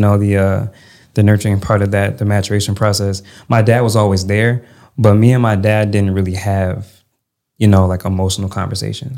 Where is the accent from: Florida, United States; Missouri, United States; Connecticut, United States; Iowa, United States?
Connecticut, United States; moved away as an adult; also born or lived in Maryland / Louisiana / Texas; So I was raised in Connecticut